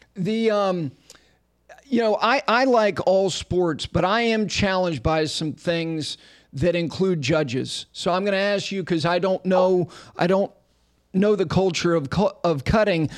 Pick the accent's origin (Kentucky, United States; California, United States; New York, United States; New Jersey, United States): New Jersey, United States; Ridgewood; I grew up in Ridgewood, New Jersey